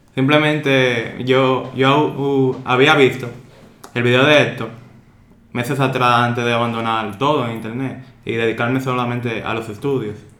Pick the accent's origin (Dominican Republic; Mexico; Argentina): Dominican Republic; soy dominicano, tengo 21 años de edad